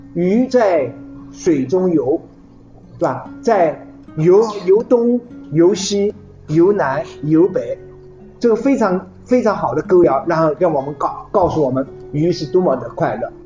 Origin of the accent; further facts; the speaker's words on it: China; 我们中国人